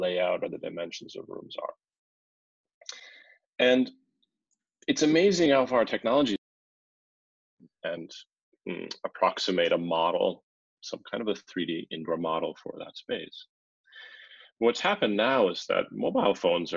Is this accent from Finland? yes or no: yes; Finland; we're actually from Finland